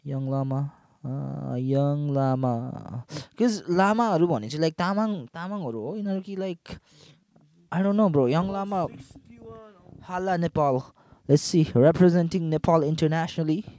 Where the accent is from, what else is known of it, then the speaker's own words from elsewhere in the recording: Kathmandu, Bagmati, Nepal; I'm born and raised in Kathmandu, Soimbu.